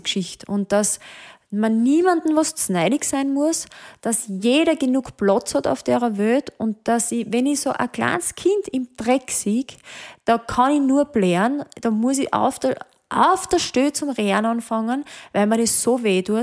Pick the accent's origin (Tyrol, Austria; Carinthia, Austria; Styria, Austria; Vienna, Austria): Styria, Austria; Hochschwab area; now in Mödling, Austria; ich liebe den Hochschwab, das ist eigentlich so mein Hausberg, wo ich aufgewachsen bin.